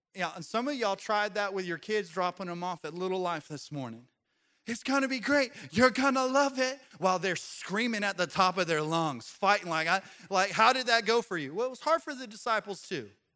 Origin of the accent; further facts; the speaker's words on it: Colorado, United States; Growing up in Colorado, I used to ski a lot